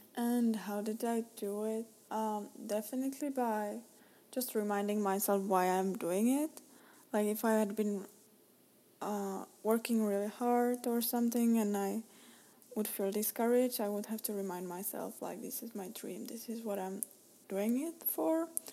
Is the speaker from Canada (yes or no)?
no; Czechia; moved away as an adult; now in United States; I'm Czech, I'm Czech, I'm from Czech Republic